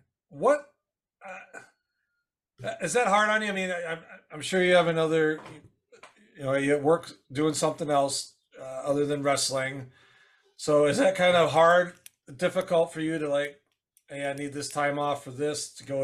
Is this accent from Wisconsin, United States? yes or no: yes; Wisconsin, United States; moved away; I'm originally from Wisconsin, about 2 hours northeast of where Steel Domain is.